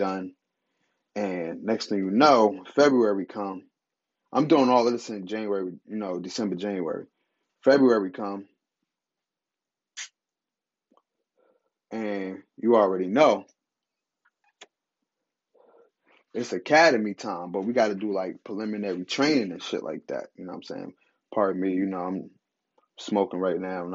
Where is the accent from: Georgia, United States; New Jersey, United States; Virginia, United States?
New Jersey, United States; I'm from Jersey